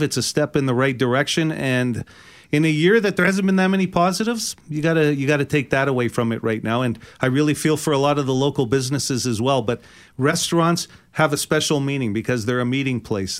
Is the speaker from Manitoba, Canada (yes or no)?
yes; Winnipeg, Manitoba, Canada; I grew up in the West End